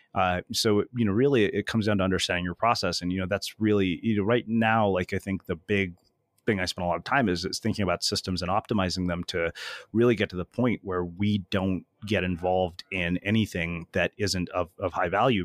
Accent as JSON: {"language": "English", "country": "India", "said": "I'm Indian, man. We're frugal"}